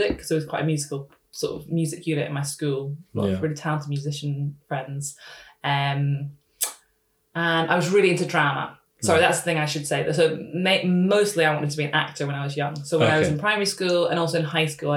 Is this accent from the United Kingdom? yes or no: yes; Edinburgh, Scotland, United Kingdom; I grew up in Edinburgh